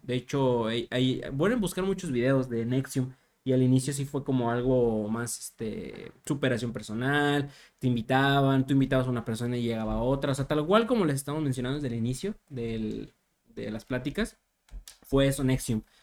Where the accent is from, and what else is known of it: Mexico